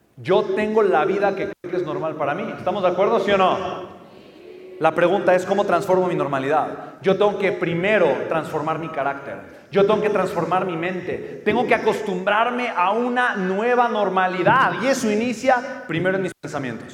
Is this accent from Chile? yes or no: no; Mexico; pues soy mexicano